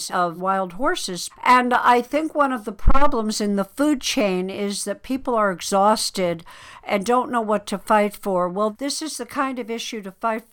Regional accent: United States; as an American

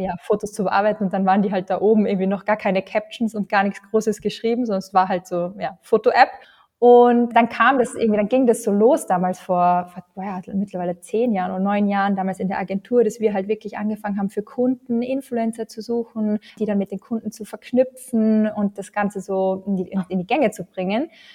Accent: Austria; bei uns in Österreich

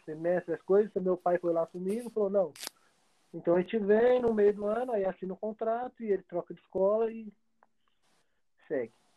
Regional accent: Campinas, São Paulo, Brazil; eu sou de Campinas

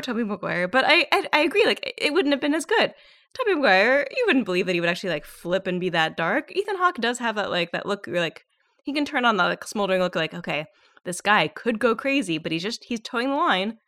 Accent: Southern California, United States; I grew up in Southern California

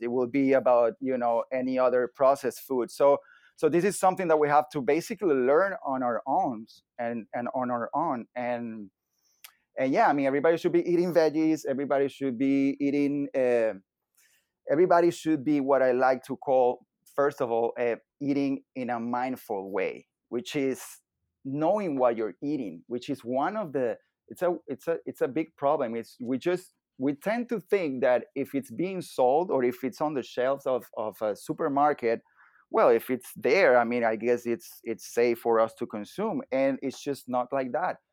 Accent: Venezuela; moved away as an adult; now in Miami, United States; I was born and raised in Venezuela

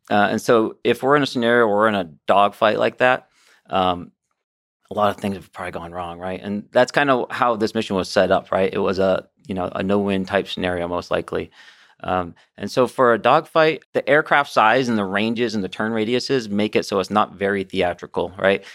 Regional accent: United States; as an aviator and, you know, as an American

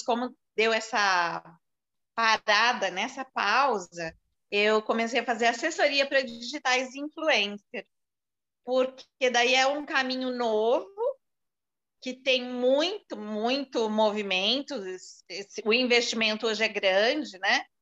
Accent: São Paulo, Brazil; moved away as an adult; also born or lived in Recife; now in São José do Rio Preto, Brazil; Eu sou de São Paulo, eu não vivo mais em São Paulo há 17 anos

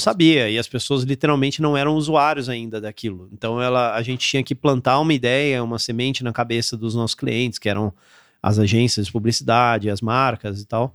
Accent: interior of São Paulo, Brazil; moved away as an adult; also born or lived in São José dos Campos / Campinas / Aparecida / Florianópolis, Santa Catarina; eu sou daqui do interior de São Paulo, então morei aqui minha vida toda. Eu nasci em São José dos Campos, morei em Campinas e morei em Aparecida

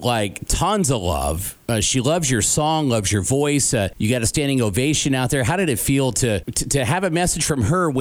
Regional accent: Evansville, Indiana, United States; my hometown, Evansville, Indiana

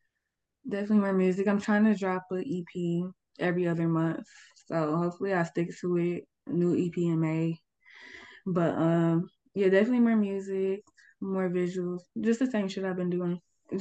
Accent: Atlanta, Georgia, United States; It's more just like my home because I'm from Atlanta, like

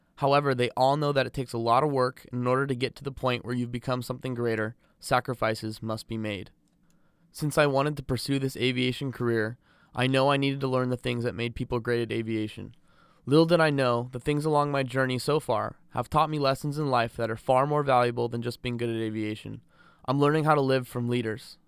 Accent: south of Los Angeles, Southern California, United States; I was raised in Southern California, south of L

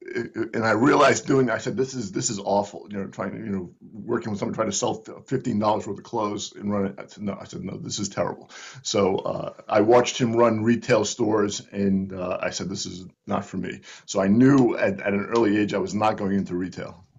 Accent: Providence, Rhode Island, United States; moved away as an adult; now in Northern Virginia, United States; I grew up in Providence

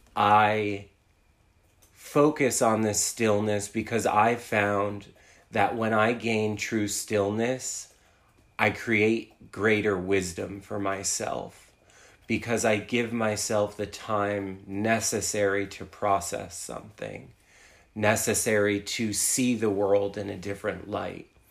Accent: New Jersey, United States; moved away as an adult; also born or lived in New York City; I uh, was born and raised in New Jersey

